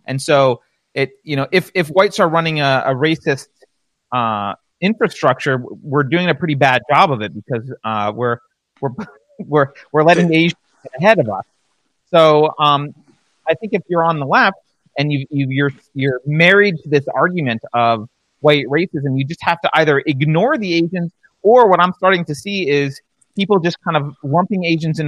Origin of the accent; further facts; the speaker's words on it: New York, United States; when I grew up in New York